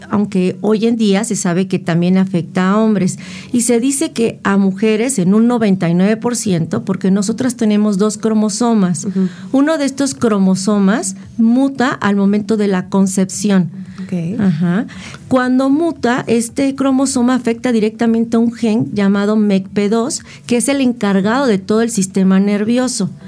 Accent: Mexico City, Mexico; Entonces yo soy de la Ciudad de México

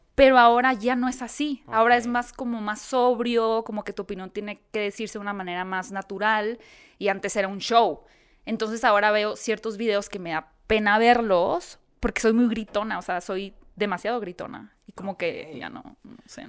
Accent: Hermosillo, Sonora, Mexico; moved away as an adult; now in Mexico City, Mexico; yo soy de Hermosillo.

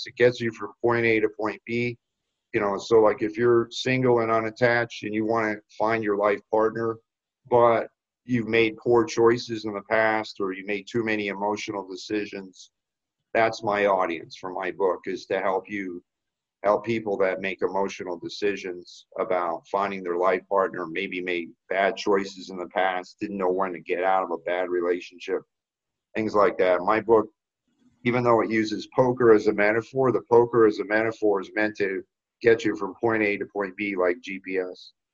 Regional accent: South Florida, United States; moved away as an adult; also born or lived in Boston; I grew up in South Florida, went to Florida State

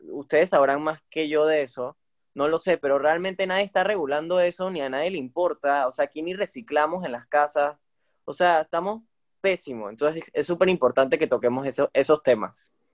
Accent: Panama; como panameños, que aunque no todos estamos ahorita mismo en Panamá

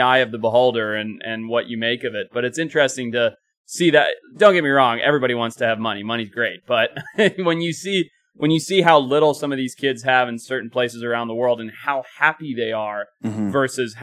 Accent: Zimbabwe; now in California, United States; where I grew up in Zimbabwe

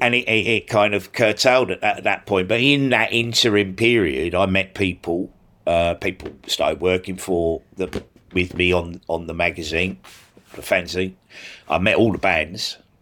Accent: Sydney, New South Wales, Australia; now in United Kingdom; I grew up in Australia, in S, in Sydney.

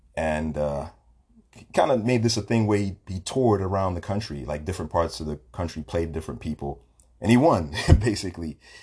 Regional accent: New York City, New York, United States; I'm a Brooklyn boy from Bed Stuy.

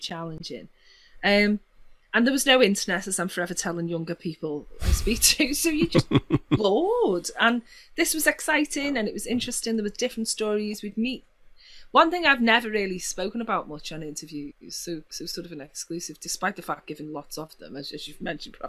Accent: Liverpool, North West England, United Kingdom; I'm from Liverpool

